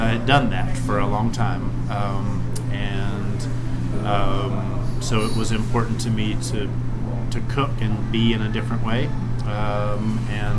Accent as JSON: {"language": "English", "town": "Winston-Salem", "region": "North Carolina", "country": "United States", "tie": "born or raised there", "also_born_or_lived": "Maryville, Tennessee", "moved": "as an adult", "lives_now": "Asheville, United States", "said": "both my wife and I grew up in Winston-Salem"}